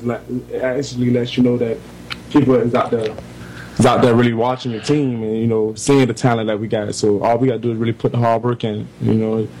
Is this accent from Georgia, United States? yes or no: yes; Savannah, Georgia, United States; just growing up in Savannah.